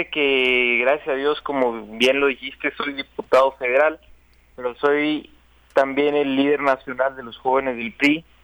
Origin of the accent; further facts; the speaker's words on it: Chihuahua, Mexico; moved away as an adult; now in Mexico City, Mexico; yo me vine aquí a, la Ciudad de México de, Chihuahua hace siete años a estudiar en la UNAM Economía. Pero bueno, nunca he dejado de ir a mi tierra